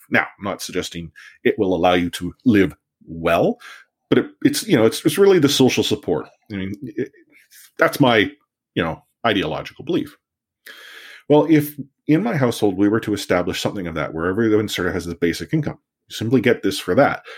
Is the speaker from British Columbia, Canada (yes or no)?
yes; Richmond, British Columbia, Canada; I learned it on the mean streets of, uh, Richmond growing up